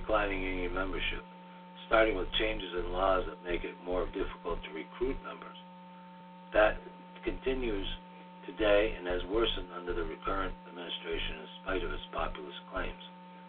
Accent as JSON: {"language": "English", "region": "New England", "country": "United States", "tie": "born or raised there", "said": "Growing up in New England factory town provided me with some insight of what unions accomplished for everyone, including non-members."}